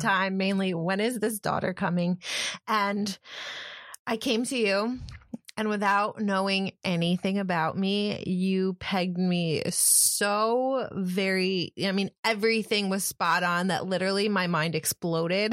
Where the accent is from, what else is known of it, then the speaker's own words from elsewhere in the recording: Ithaca, New York, United States; now in New Jersey, United States; I grew up in Ithaca, New York, which is probably the hippie capital of the East Coast